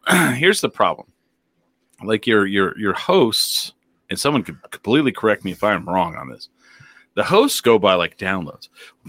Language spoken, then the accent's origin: English; Finland; We're from Finland. We're nice.